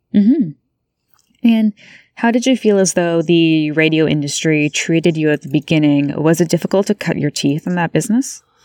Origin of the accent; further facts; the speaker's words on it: Beamsville, Ontario, Canada; I'm from Beamsville, Ontario, so I know what that small town community is like for sure.